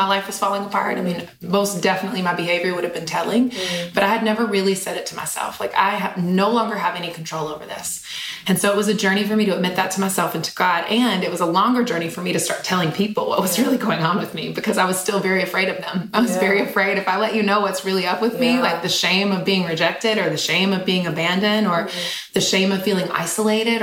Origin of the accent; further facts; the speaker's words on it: Eden, North Carolina, United States; I grew up in a tiny little small town in Eden, North Carolina. So literally like 14,000 people in my hometown